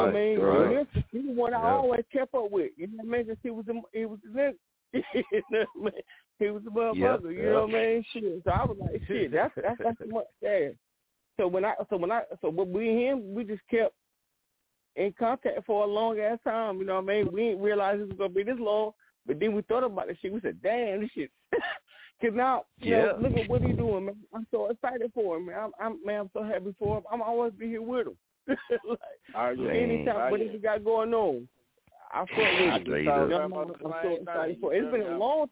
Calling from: North Carolina, United States; I'm calling in from City Girl, Country Crap, Bro, Boys County, North Carolina

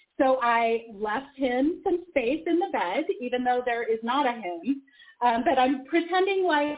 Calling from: Salt Lake City, Utah, United States; So I am calling from Salt Lake City.

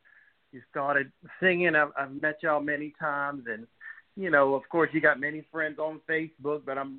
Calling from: New Orleans, Louisiana, United States; I'm calling from New Orleans.

